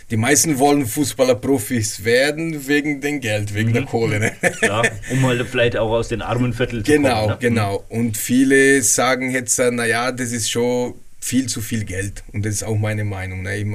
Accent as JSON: {"language": "German", "country": "Brazil", "second_language": "German", "said": "Also mir Brasilianer, ich bin auch ein Brasilianer, ne, immer."}